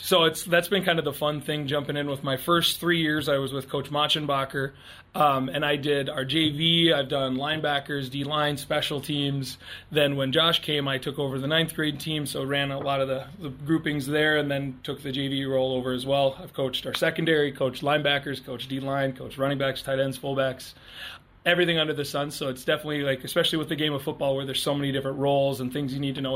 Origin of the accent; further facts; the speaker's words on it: Underwood, North Dakota, United States; moved away; I'm from Underwood, North Dakota originally